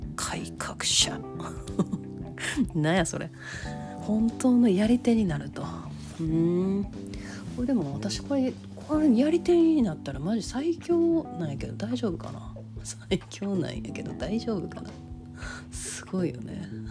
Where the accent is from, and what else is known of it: Kansai, Japan; accent: Kansai-ben